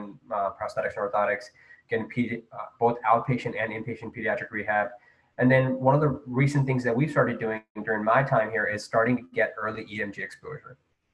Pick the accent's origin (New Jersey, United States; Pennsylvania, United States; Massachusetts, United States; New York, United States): New Jersey, United States; now in Baltimore, United States; I'm from New Jersey